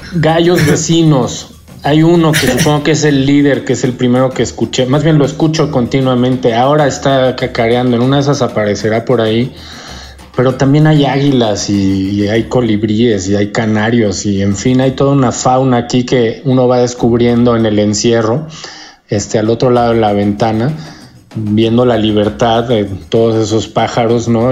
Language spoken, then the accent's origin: Spanish; Mexico; also born or lived in United States; además de mexicano, eh, soy gringo también